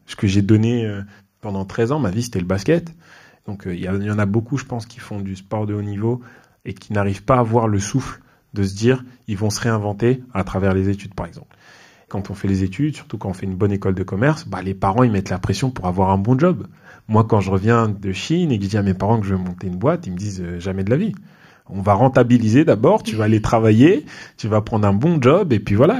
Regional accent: Mantes-la-Jolie, Île-de-France, France; je suis un quelqu'un qui a grandi dans les Yvelines, près de Mantes-la-Jolie

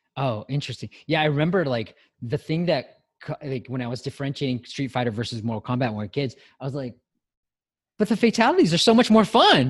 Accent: United States; we as Asians, Asian Americans

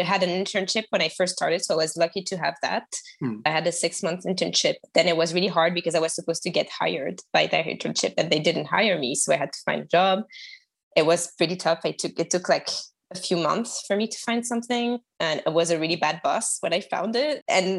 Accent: France; accent: French; English is a second language; moved away as an adult; also born or lived in Toronto, Canada; I am French, as you can tell by my accent, and I used to live in Canada, in Toronto, for a year and a half

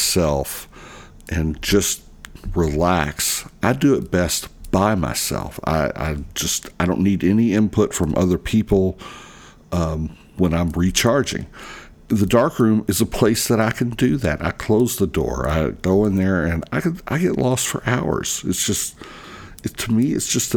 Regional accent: Louisville, Kentucky, United States; here in Louisville, Kentucky, in my hometown

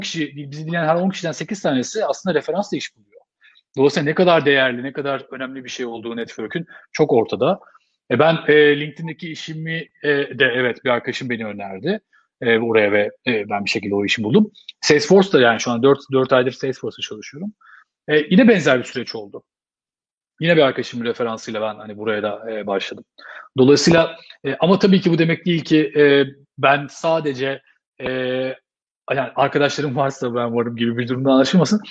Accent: Istanbul, Turkey; moved away as an adult; now in Dublin, Ireland; Yani ben otuz üç yaşında geldim, e, Dublin'e. otuz üç sene, e, İstanbul'da yaşadım ben. Yani hani, e, İstanbul dışında yaşama tecrübem yoktu.

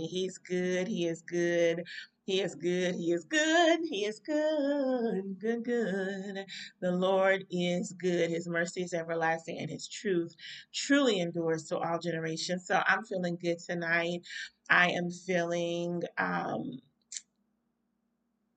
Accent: North Carolina, United States; here in my home state

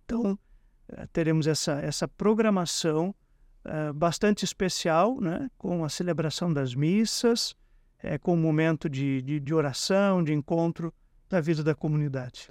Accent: Brazil; Como bons brasileiros

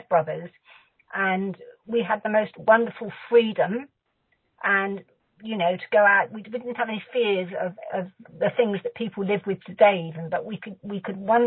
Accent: South West England, United Kingdom; also born or lived in Bradford-on-Avon / Lymington; I'm from the southwest of England

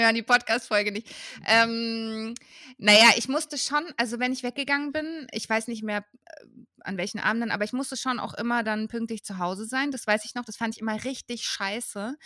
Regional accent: Würzburg, Bavaria, Germany; moved away as an adult; also born or lived in Berlin; ich bin ja in Würzburg aufgewachsen

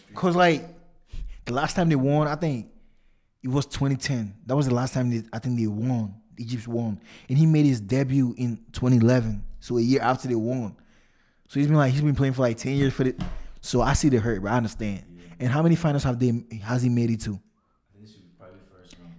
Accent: Ghana; I'm Ghanaian

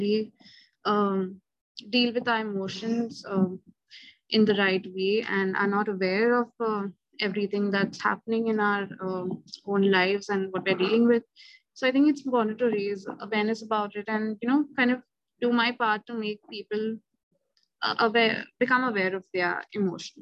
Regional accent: India; I'm from India

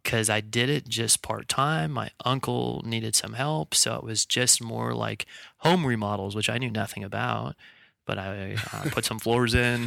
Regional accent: Bellingham, Washington, United States; moved away; I'm, uh, originally from Bellingham, Washington. That's where I grew up.

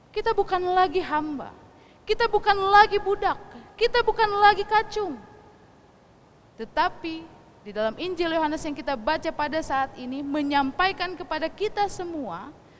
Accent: West Java, Indonesia; first language Sundanese; Indonesian is a second language; kita, orang Sunda membaca Alkitab bahasa Sunda

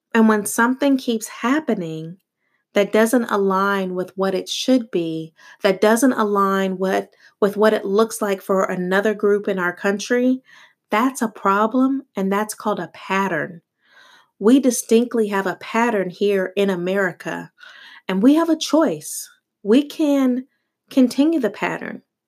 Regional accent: United States; also born or lived in Italy; They simply identified me as American

